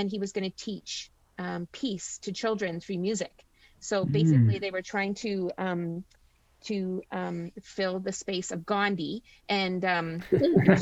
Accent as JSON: {"language": "English", "town": "Flesherton", "region": "Ontario", "country": "Canada", "tie": "born or raised there", "said": "I grew up in Gray County. So I went to school at McPhail. I did my high school at Gray Highlands. So I'm born and raised here."}